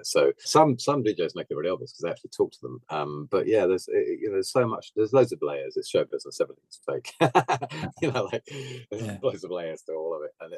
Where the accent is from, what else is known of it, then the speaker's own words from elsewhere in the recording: Bognor Regis, South East England, United Kingdom; moved away; also born or lived in Kent; I was born in Kent, but I was only there for like a year. But I grew up by the seaside in Bognor Regis, which is like extreme south coast.